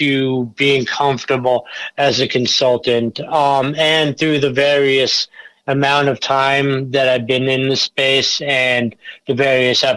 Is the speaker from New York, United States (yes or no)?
yes; Long Island, New York, United States; moved away as an adult; also born or lived in Colorado; I grew up in Long Island